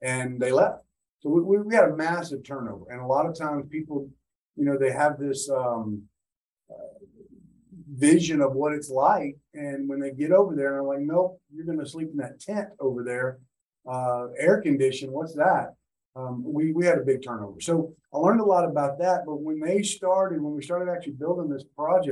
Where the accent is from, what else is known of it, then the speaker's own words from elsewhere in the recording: South Louisiana, United States; moved away as an adult; also born or lived in Atlanta; I was born and raised in South Louisiana